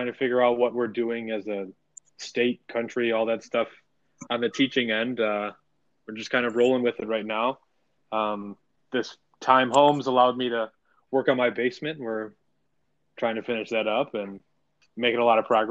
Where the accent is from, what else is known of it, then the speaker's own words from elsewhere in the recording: Chicago, Illinois, United States; a team that was in my hometown